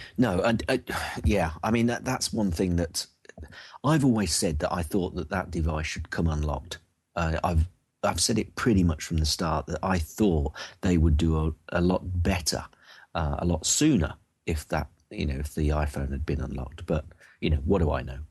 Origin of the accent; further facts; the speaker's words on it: United Kingdom; I'm from jolly old U K